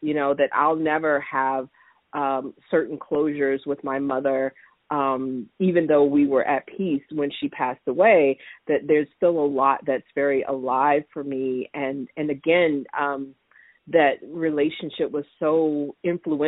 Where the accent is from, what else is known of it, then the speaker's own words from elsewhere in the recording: Florida, United States; moved away; I grew up in Florida